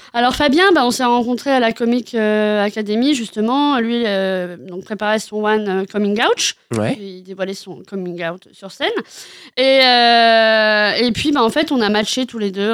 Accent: Cherbourg, Normandy, France; je suis née à Cherbourg

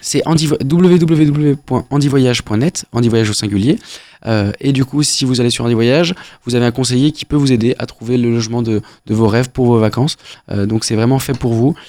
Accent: Beaujolais, Auvergne-Rhône-Alpes, France; on vient, on vient du Beaujolais

